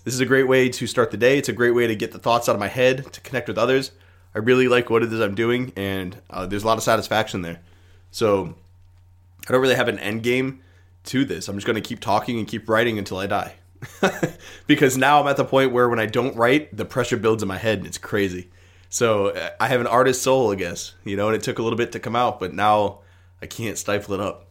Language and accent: English; United States